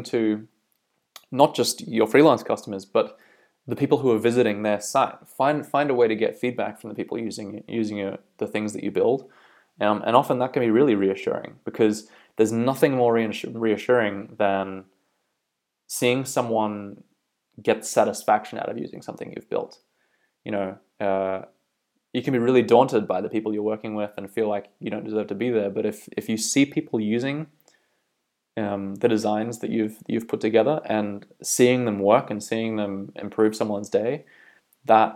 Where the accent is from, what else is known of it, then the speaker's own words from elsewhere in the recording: Bay of Islands, North Island, Northland, New Zealand; moved away as an adult; also born or lived in Auckland, New Zealand / Australia; now in County Down, Northern Ireland, United Kingdom; I'm originally from New Zealand. I grew up in the Bay of Islands up north in North Island.